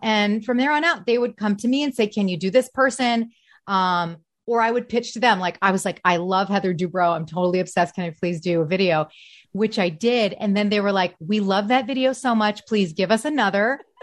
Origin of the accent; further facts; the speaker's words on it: Detroit, Michigan, United States; moved away as an adult; also born or lived in New York / Chicago; now in Los Angeles, United States; I am from the Detroit area. So I went Detroit, then I went to Chicago